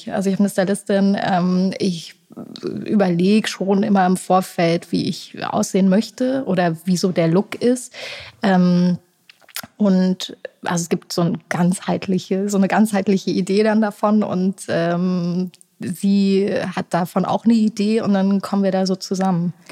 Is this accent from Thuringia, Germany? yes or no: yes; Erfurt, Thuringia, Germany; ich war jetzt äh, vor ein paar Wochen in meiner Heimat, die du auch so gut findest in Erfurt, und äh, saß da zum ersten Mal wieder auf einem Fahrrad